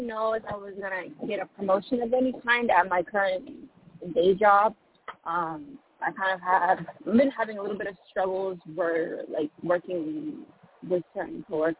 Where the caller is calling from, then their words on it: Ohio, United States; I'm calling from Ohio.